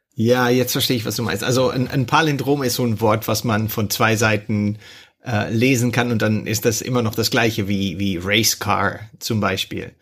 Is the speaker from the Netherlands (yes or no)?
yes; Netherlands; German is a second language; bin ich Niederländer